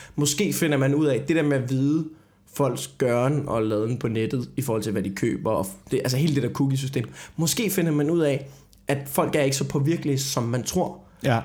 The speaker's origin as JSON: {"language": "Danish", "town": "Copenhagen", "region": "Capital Region of Denmark", "country": "Denmark", "said": "jeg er en arrogant københavner"}